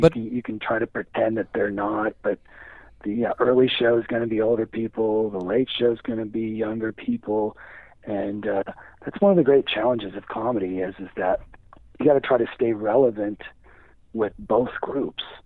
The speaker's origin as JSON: {"language": "English", "region": "Midwest", "country": "United States", "tie": "born or raised there", "lives_now": "Indianapolis, United States", "said": "I grew up in the Midwest"}